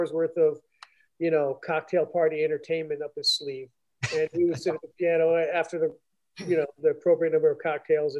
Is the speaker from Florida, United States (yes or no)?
yes; Fort Lauderdale, Florida, United States; moved away as an adult; also born or lived in Boston / New York City; now in Upstate New York, United States; I grew up in South Florida, Fort Lauderdale area, Pompano Beach